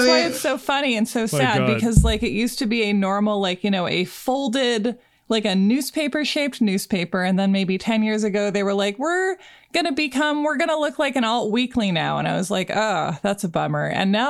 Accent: Oregon, United States; as a kid growing up in Oregon

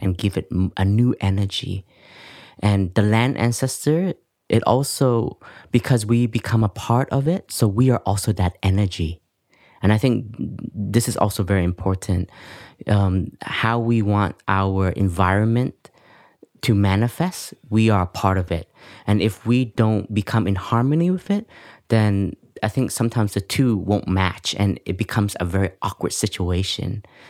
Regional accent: Canada; moved away; also born or lived in Vietnam; I grew up in Canada and, um, I grew up with complexes also because my parents were from Vietnam

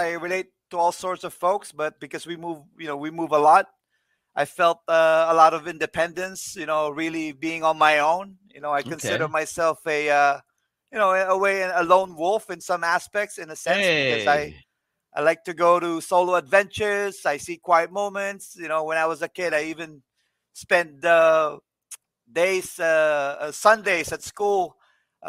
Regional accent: Philippines; moved away as an adult; also born or lived in Manila; now in Toronto, Canada; I am originally from the Philippines. I was born and raised

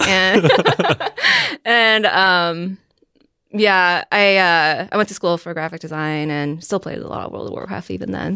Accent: Virginia, United States; I am from Virginia

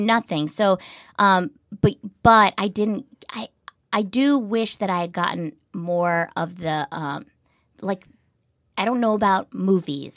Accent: New Hampshire, United States; moved away; I grew up in a really small town in New Hampshire

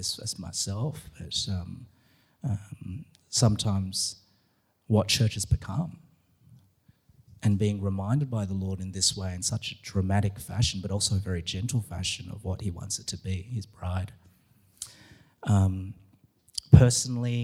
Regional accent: Australia; being an Aussie in America

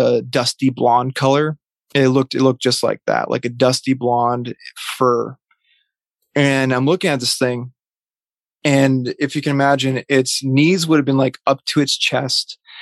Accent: Vermont, United States; I grew up in Vermont

